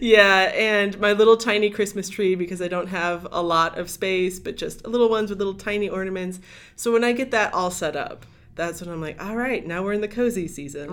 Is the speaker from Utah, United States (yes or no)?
no; Lorain County, Northeast Ohio, United States; moved away; I grew up in Northeast Ohio